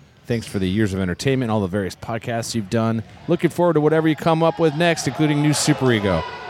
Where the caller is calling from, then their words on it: Great Falls, Montana, United States; I'm from Great Falls, Montana.